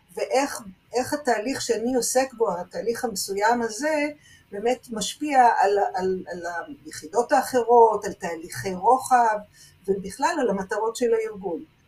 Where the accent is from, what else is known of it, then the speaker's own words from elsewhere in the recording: Jerusalem, Jerusalem District, Israel; אני גדלתי בבית שהאבא הוא נגר, והאימא תופרת, אני ירושלמית